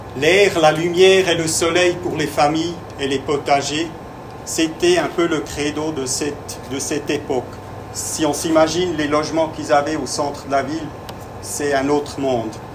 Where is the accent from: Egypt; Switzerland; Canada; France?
Switzerland; French is a second language; now in Biel, Switzerland; Je suis suisse